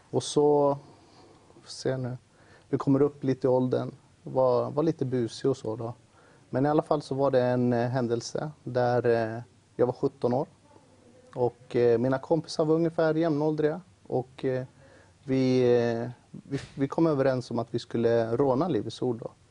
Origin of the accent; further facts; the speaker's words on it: Uppsala, Uppsala County, Sweden; jag växte upp i Uppsala då. I ett område som heter Årsta